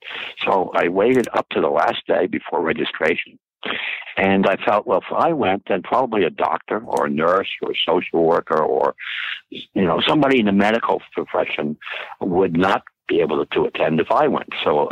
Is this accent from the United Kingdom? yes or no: no; New York City, New York, United States; moved away as an adult; also born or lived in New Jersey / Florida; I'm from Long Island, Manhattan, in New York City and New Jersey, and grew up there and went to school there, Yale University.